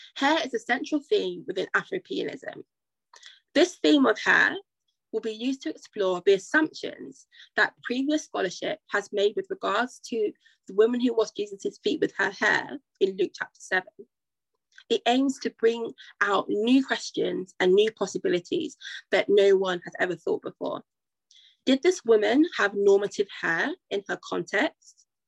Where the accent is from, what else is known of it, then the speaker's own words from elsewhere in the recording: United Kingdom; also born or lived in Nigeria; As a Black Nigerian woman, Black British Nigerian woman of Nigerian descent